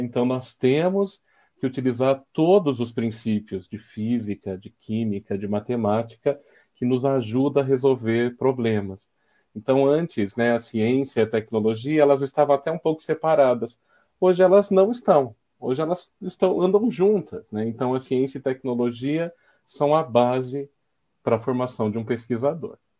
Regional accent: São Carlos, São Paulo, Brazil; Eu sou são carlense, né? Nasci em São Carlos

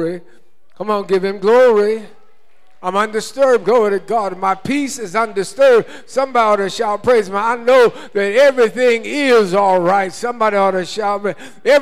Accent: United States; When I was born in the United States of America, I became a United States of America citizen

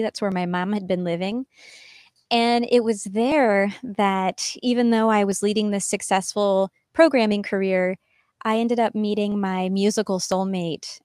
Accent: Missouri, United States; I grew up in Missouri on a farm, kind of in the middle of nowhere, and I loved it

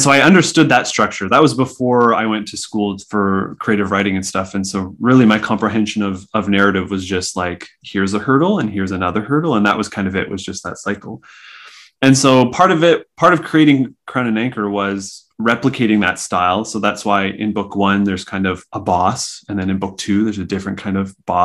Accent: Saskatchewan, Canada; moved away; I grew up in Saskatchewan and I had to drive basically an hour and a half to get to a comic shop

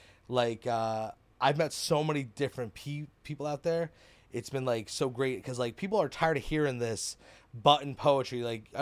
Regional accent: Keyport, New Jersey, United States; now in Hazlet, United States; I am from Keyport.

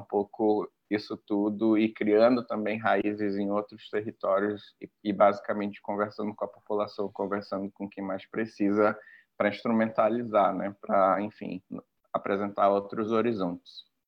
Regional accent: Parintins, Amazonas, Brazil; also born or lived in Manaus; eu nasci em Manaus, mas me criei no, em, no, em Parintins, no interior, em escola pública, et cetera, né? E aí depois eu retorno pra Manaus

